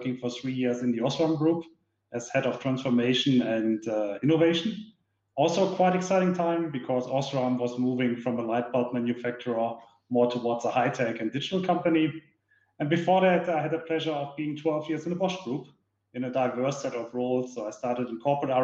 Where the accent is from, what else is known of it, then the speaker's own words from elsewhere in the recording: Duisburg, North Rhine-Westphalia, Germany; now in Munich, Germany; I was born and raised in Duisburg, that's in the west part of Germany, right in the industrial heart. Currently, I'm living here in Munich.